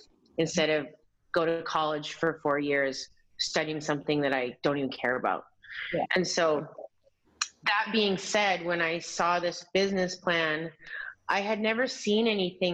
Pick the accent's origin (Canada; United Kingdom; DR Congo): Canada; Alberta; moved away; also born or lived in New York; I grew up in Alberta in Canada where that just doesn't exist